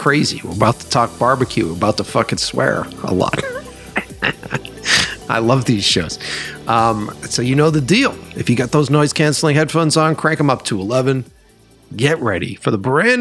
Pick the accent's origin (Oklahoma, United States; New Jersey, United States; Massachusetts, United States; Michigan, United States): Massachusetts, United States; Boston; now in Los Angeles, United States; I'm from Boston, from the East Coast